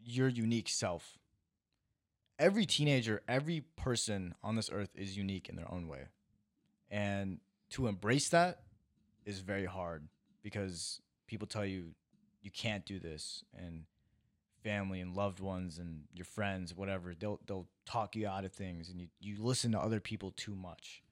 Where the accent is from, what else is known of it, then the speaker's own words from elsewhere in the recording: Iowa, United States; now in California, United States; I am a kid who was born and raised in Iowa, moved to California, and is now a TikToker.